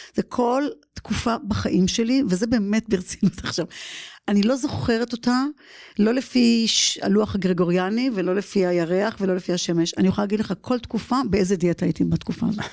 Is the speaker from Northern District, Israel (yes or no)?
no; Givatayim, Tel Aviv District, Israel; moved away as an adult; now in United States; לסטודיו בגבעתיים, גדלתי שם